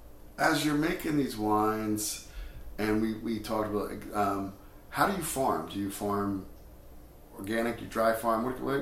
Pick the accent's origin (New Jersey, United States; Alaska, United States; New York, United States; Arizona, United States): New Jersey, United States; Because I grew up in New Jersey, and it's pretty flat here.